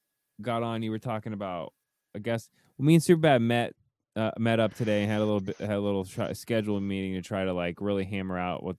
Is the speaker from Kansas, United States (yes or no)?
yes; Lawrence, Kansas, United States; Oh, I'm from Lawrence.